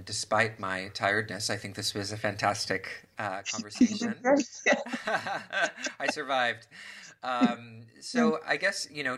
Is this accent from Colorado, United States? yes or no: no; Washington, United States; Whidbey Island is in Washington State, my home state